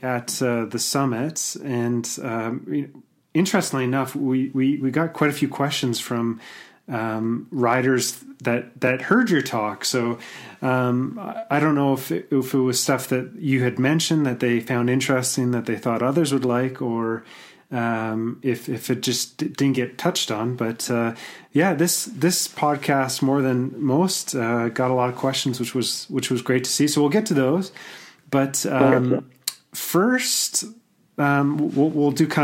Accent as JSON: {"language": "English", "town": "Edmonton", "region": "Alberta", "country": "Canada", "tie": "born or raised there", "said": "I grew up in Edmonton"}